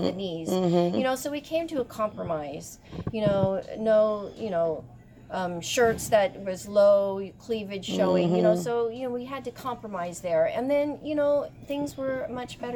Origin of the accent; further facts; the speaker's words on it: Monterey, California, United States; I am from Monterey, California.